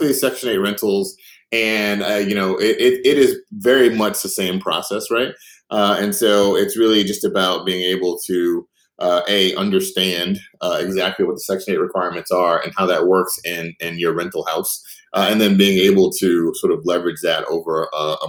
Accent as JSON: {"language": "English", "town": "Chicago", "region": "Illinois", "country": "United States", "tie": "born or raised there", "said": "I grew up on the South Side of Chicago."}